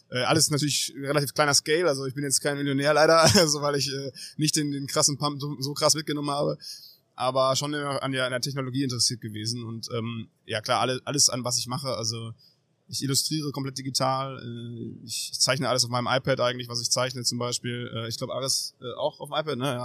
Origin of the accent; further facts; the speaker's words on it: Münster, North Rhine-Westphalia, Germany; Ähm, also ich bin aus Münster